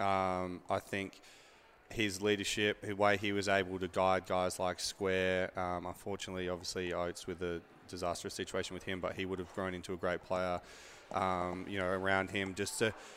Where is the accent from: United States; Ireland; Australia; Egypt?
Australia; moved away; I'm from Australia